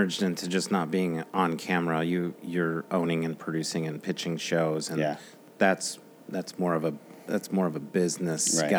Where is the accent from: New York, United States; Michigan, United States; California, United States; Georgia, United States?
Michigan, United States; Grand Rapids; I'm from Grand Rapids